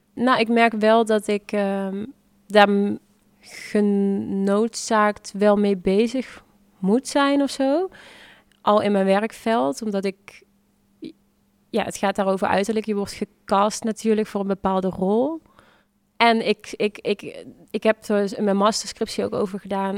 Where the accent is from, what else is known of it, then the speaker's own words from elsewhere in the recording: Venlo, Limburg, Netherlands; moved away; also born or lived in The Hague; in principe ben ik hier wel geboren en getogen